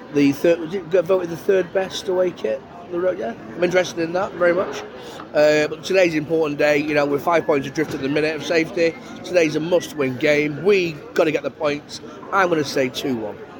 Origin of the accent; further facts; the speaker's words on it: Preston, North West England, United Kingdom; I'm from Preston